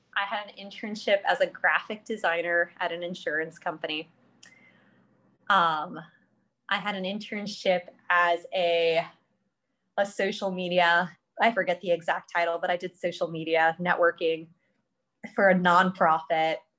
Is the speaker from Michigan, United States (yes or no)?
no; Columbus, Ohio, United States; moved away as an adult; now in Pittsburgh, United States; I'm from Columbus, Ohio